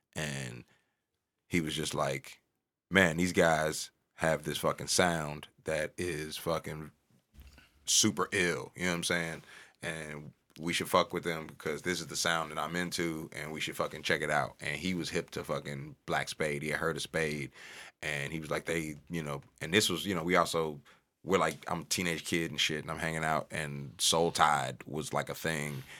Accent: St. Louis, Missouri, United States; I'm from North City, Saint Louis

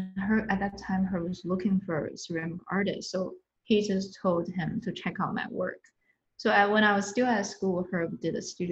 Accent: northern China, China; moved away; I'm from Northern China

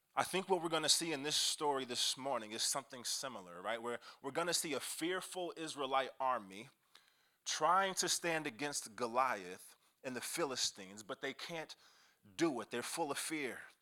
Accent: Kansas City, Missouri, United States; I'm from Kansas City

